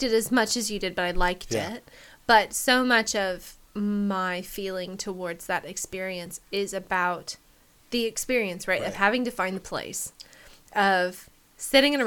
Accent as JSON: {"language": "English", "town": "Medford", "region": "Oregon", "country": "United States", "tie": "born or raised there", "said": "growing up in Medford, Oregon, there wasn't really a good Japanese place"}